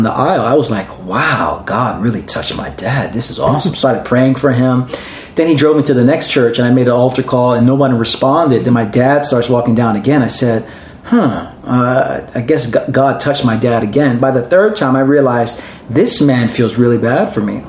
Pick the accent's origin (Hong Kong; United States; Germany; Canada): United States; New York City, New York; born and raised in Brooklyn